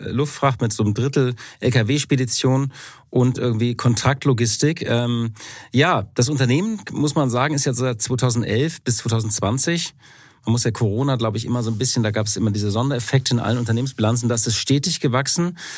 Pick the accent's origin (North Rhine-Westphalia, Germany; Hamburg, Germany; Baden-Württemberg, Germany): Hamburg, Germany; mein Herz als Hamburger